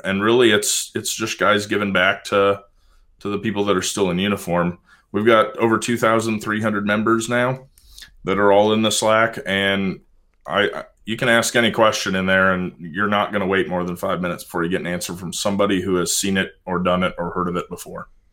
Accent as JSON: {"language": "English", "region": "Pacific Northwest", "country": "United States", "tie": "born or raised there", "said": "I grew up in the Pacific Northwest"}